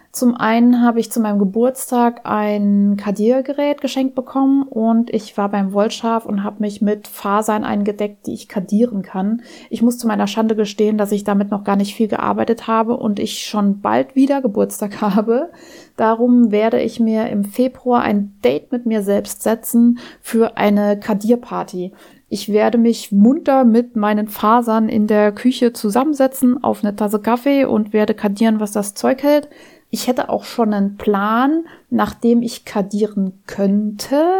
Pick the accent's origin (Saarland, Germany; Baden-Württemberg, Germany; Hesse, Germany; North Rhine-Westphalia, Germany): Saarland, Germany; near Auersmacher; moved away; Ich bin da in der Nähe aufgewachsen